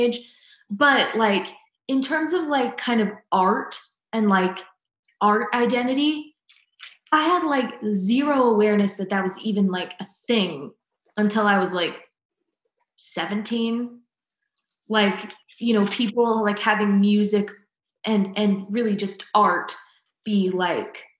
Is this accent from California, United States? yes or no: no; Mesa, Arizona, United States; the Phoenix area, Mesa